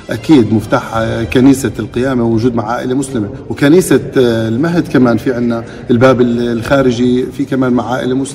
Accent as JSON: {"language": "Arabic", "country": "Palestine", "said": "لأنه نحن كشعب فلسطيني هدفنا واحد أملنا واحد اللي هو الوصول لدولة فلسطين"}